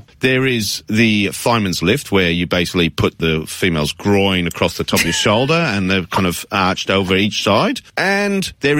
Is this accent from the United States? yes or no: no; Australia; as an Australian